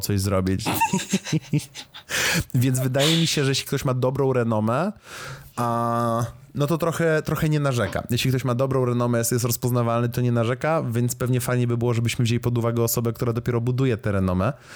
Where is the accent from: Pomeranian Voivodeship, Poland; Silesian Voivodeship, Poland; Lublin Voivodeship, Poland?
Lublin Voivodeship, Poland; Lublin; w którym się wychowałem jako dzieciak zupełny jeszcze w Lublinie